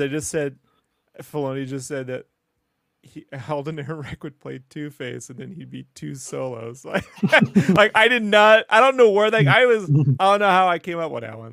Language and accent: English; Mexico; moved away; I grew up with in Mexico